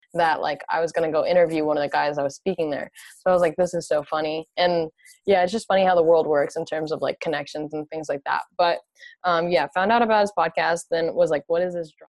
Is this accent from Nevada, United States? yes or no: no; New Jersey, United States; moved away as an adult; also born or lived in California; I'm originally from New Jersey, and I came out to California originally for college